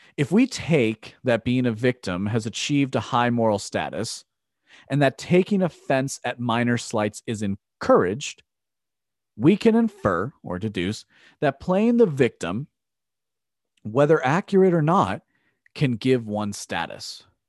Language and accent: English; United States; as an American